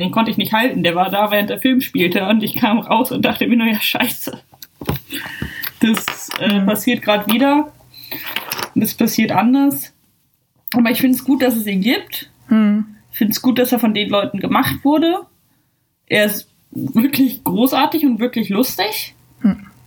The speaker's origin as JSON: {"language": "German", "country": "Germany", "moved": "yes", "lives_now": "Ireland", "said": "ich muss mich ja jeden zweiten Tag oder keine Ahnung wie oft irgendwie als Deutsche outen"}